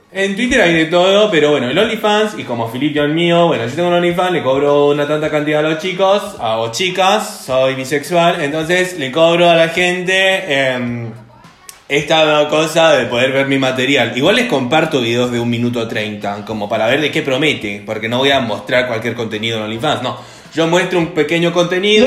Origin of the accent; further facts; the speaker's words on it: Buenos Aires, Argentina; Yo soy de Buenos Aires